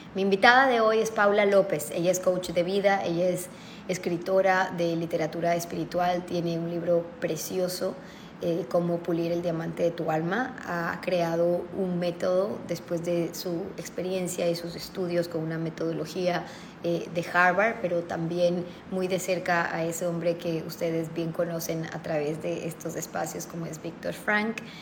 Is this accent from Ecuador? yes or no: yes; Ecuador; como ecuatoriana